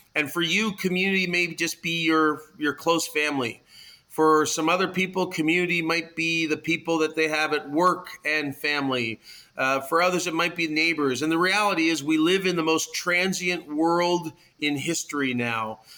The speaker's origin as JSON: {"language": "English", "town": "Toronto", "region": "Ontario", "country": "Canada", "tie": "born or raised there", "said": "I am uh, born and bred in Toronto"}